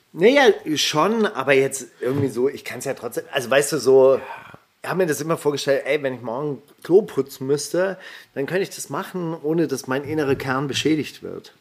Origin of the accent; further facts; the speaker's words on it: Stuttgart, Baden-Württemberg, Germany; bei uns in Stuttgart